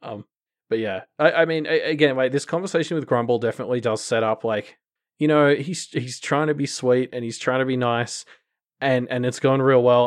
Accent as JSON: {"language": "English", "country": "Australia", "said": "as an Australian"}